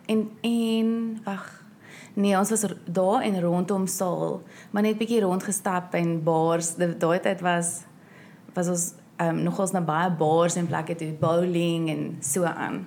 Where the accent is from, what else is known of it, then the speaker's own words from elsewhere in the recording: South Africa; moved away; ek's van Suid-Afrika af